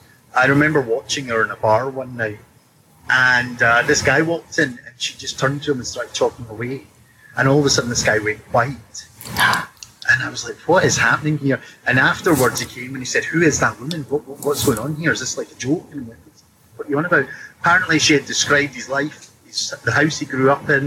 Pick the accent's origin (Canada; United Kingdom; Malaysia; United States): United Kingdom; Scotland; as a Scotsman, we're blunt individuals